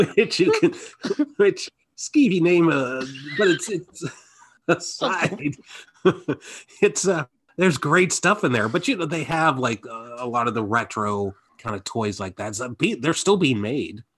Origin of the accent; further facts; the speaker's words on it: Midwest, United States; we were much nicer in the Midwest